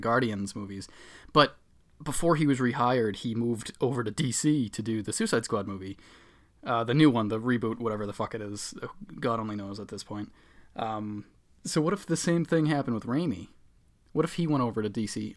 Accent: Boston, Massachusetts, United States; accent: Boston; I'm from the Boston area, so that, I guess, That's my accent

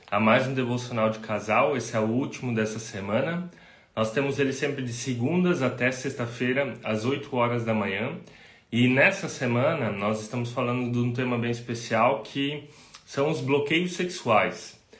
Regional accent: Rio dos Cedros, Santa Catarina, Brazil; nós somos aqui do sul do Brasil, de Santa Catarina, uma cidadezinha chamada Rio dos Cedros, é do lado de Blumenau, talvez muitos não conheçam ainda.

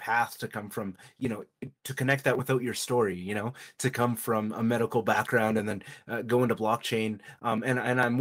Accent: Canada; I'm actually Canadian

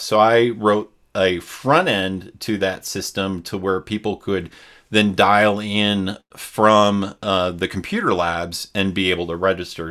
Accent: Wisconsin, United States; I grew up in Wisconsin

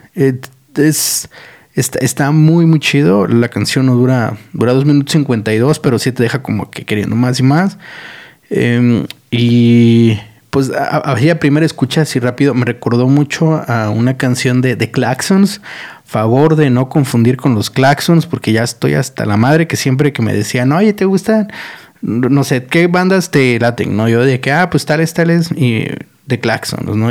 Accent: Mexico; como mexicanos somos unos pendejos

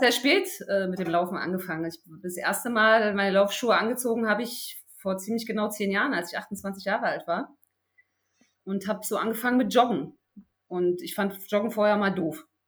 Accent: Berlin, Germany; hier in Berlin, ich komme ja aus Berlin

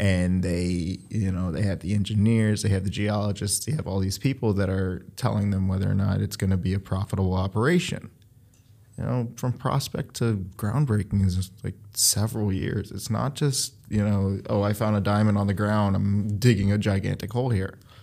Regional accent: Cleveland, Ohio, United States; moved away as an adult; also born or lived in Beachwood, Ohio / Philadelphia, Pennsylvania; now in New York, United States; I was born in Cleveland, Ohio, or Cleveland Heights specifically. I moved to Beechwood, a largely Jewish area.

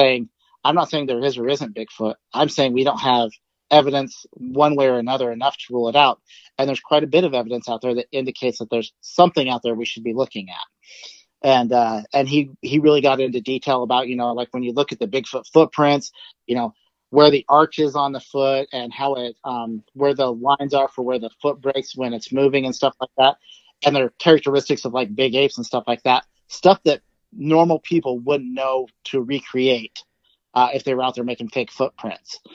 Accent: Idaho, United States; now in Oregon, United States; I grew up in Idaho, and I've lived in a few different places now. So, yeah, I grew up in Idaho.

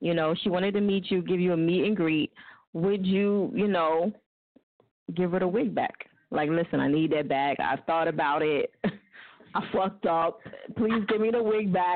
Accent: New Jersey, United States; now in Philadelphia, United States; I'm from Jersey

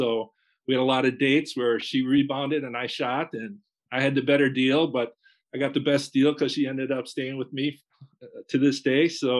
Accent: Kohler, Wisconsin, United States; moved away as an adult; also born or lived in North Carolina; I grew up here in Kohler, one of seven kids, middle child, competitive family, big family

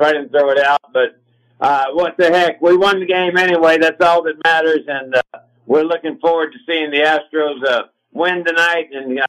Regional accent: Dallas, Texas, United States; now in Houston, United States; I'm from Dallas

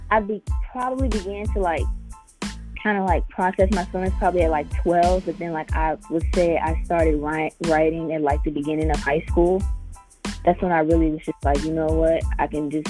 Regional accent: Illinois, United States; Yeah, I still live in the suburbs of Chicago.

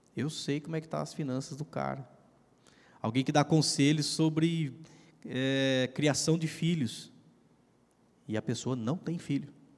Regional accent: Piracicaba, São Paulo, Brazil; moved away as an adult; also born or lived in Curitiba; eu sou de Piracicaba, né? a gente é daqui, nós, nossa família, tudo tal

